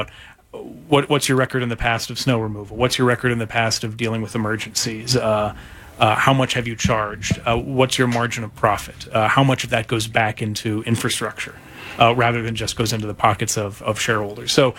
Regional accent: East Coast, United States; moved away; what I grew up with on the East Coast

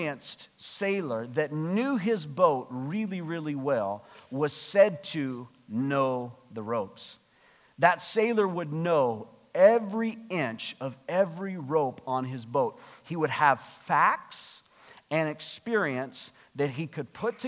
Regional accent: United States; now in Canada; I'm American

